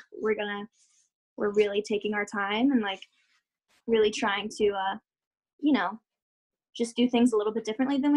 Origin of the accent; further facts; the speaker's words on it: Georgia, United States; moved away as an adult; now in Florida, United States; I felt so disconnected from Georgia and from where I had grown up